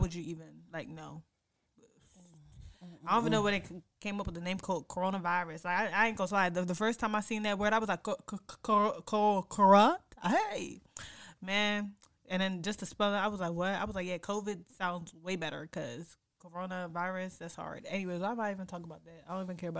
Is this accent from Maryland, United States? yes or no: yes; PG County, Maryland, United States; also born or lived in Washington, D.C. / Cameroon (ancestry); I was born in D.C. I'm from PG County. I'm from Maryland. I'm from the DMV.